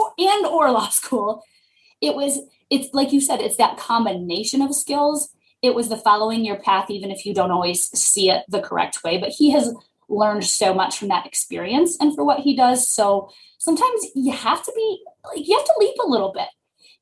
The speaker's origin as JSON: {"language": "English", "town": "Detroit", "region": "Michigan", "country": "United States", "said": "we're both from Michigan. I'm from the Detroit area"}